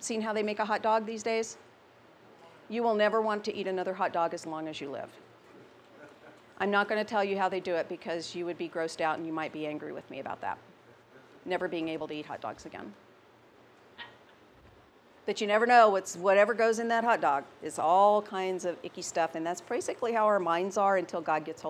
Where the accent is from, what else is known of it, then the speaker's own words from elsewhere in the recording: the South, United States; I'm from the South.